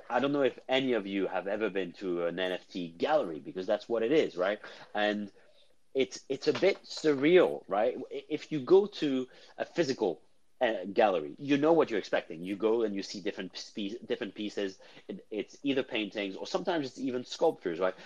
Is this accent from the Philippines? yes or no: no; Cannes, Provence-Alpes-Côte d'Azur, France; moved away; I am from Cannes originally. I'm from there